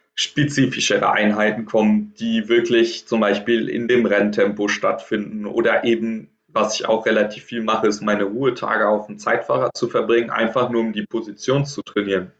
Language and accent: German; Trier, Rhineland-Palatinate, Germany; in Trier in meiner Heimat quasi im Verein